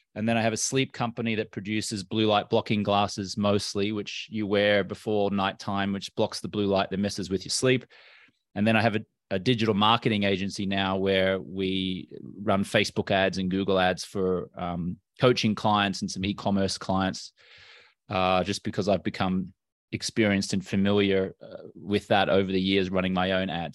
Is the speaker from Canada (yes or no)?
no; Brisbane, Queensland, Australia; moved away as an adult; also born or lived in London, United Kingdom / Los Angeles, United States; Well, I'm Australian American. Grew up in Brisbane on the East Coast of Australia.